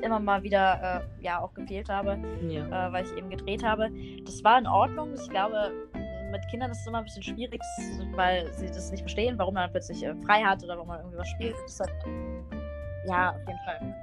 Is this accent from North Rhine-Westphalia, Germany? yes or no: yes; Bonn, North Rhine-Westphalia, Germany; ich komme aus Bonn